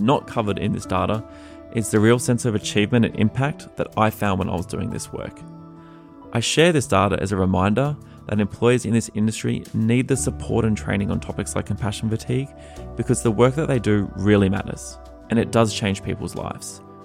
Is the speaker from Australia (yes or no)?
yes; Australia; now in United States; being an Australian living in America